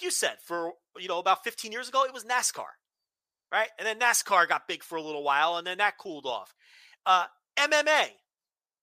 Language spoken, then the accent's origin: English; Northeast, United States; born or raised there